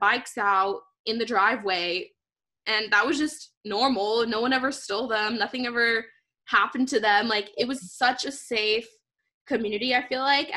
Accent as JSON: {"language": "English", "town": "Douglas", "region": "Arizona", "country": "United States", "tie": "born or raised there", "also_born_or_lived": "Phoenix / Tempe", "moved": "as an adult"}